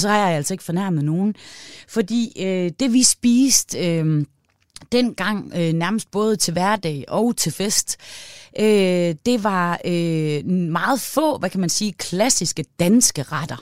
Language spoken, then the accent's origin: Danish; Aalborg, North Denmark Region, Denmark; Jeg er fra Aalborg i Nordjylland